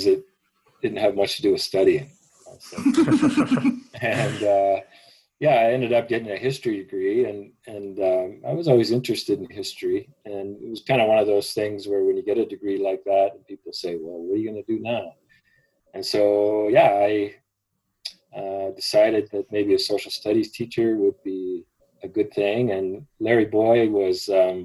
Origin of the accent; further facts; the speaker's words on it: Edmonton, Alberta, Canada; also born or lived in Calgary / Kenya / Blood Reserve, Alberta; Edmonton was my home, I had been for 24 years before we moved to Calgary